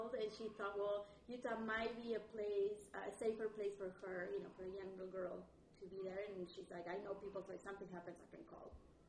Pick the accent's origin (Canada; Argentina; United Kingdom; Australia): Argentina; Tierra del Fuego; English is a second language; moved away as an adult; now in Salt Lake City, United States; I come from obviously Argentina. I grew up in Tierra del Fuego, the land of fire, which is the last piece of land that you see in South America where penguins live, where there's whales and it's cold all year long.